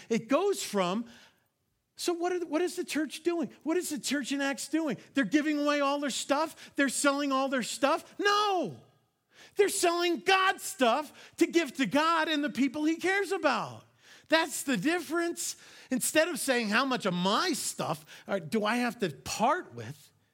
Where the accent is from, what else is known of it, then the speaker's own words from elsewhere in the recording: New York, United States; I am from New York